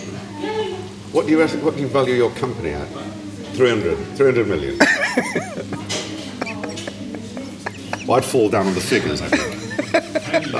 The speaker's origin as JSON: {"language": "English", "town": "Manchester", "region": "North West England", "country": "United Kingdom", "tie": "born or raised there", "moved": "yes", "lives_now": "London, United Kingdom", "said": "when I was a kid growing up in Manchester"}